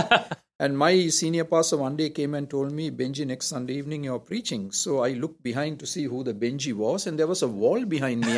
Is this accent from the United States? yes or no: no; Colombo, Western Province, Sri Lanka; moved away as an adult; now in Toronto, Canada; I'm from Colombo, so I'm technically a southerner